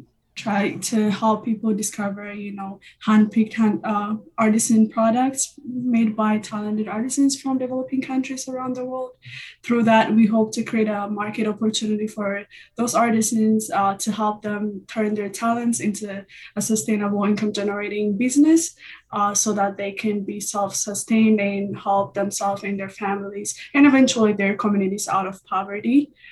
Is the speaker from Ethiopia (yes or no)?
yes; Ethiopia; moved away as an adult; I'm originally from Ethiopia. I came here about 4 years.